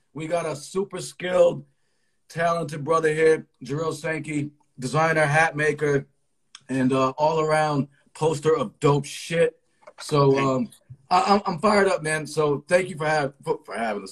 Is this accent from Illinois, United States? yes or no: no; Connecticut, United States; I am from Connecticut. So I would have I was the cousin from Connecticut going to Virginia.